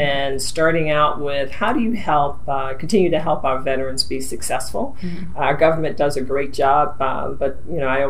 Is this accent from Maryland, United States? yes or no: yes; Maryland, United States; I'm a native Marylander. I'm a proud Marylander